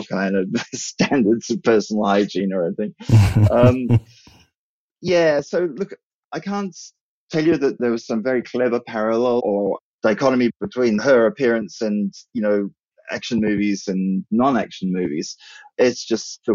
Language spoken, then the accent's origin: English; Australia; also born or lived in England / New Zealand; I'm English by birth, and we emigrated to Australia when I was about six. And after I finished high school there, I went back to England